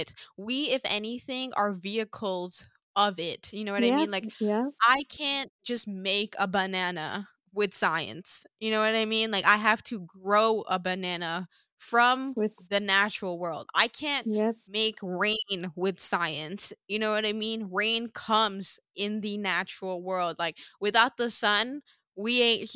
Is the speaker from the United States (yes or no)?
no; Sint Maarten; now in Toronto, Canada; growing up on Sint Maarten, like we were exposed to growing with nature